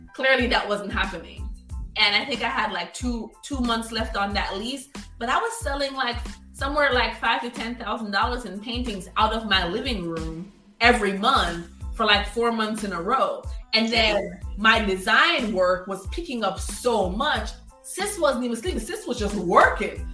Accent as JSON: {"language": "English", "town": "Kingston", "country": "Jamaica", "tie": "born or raised there", "also_born_or_lived": "Florida, United States", "moved": "yes", "said": "I'm a Jamaican kid"}